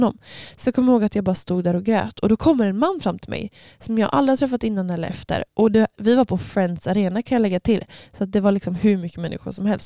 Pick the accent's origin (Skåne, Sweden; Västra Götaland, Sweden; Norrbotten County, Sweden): Västra Götaland, Sweden; Öckerö; jag kommer ifrån Öckerö. Ehm, eller jag, ja, jag får inte riktigt kallas öbo jag, för att jag var inte född där